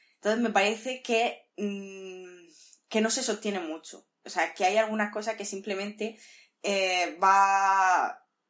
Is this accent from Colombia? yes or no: no; Murcia, Region of Murcia, Spain; yo soy una señora de Murcia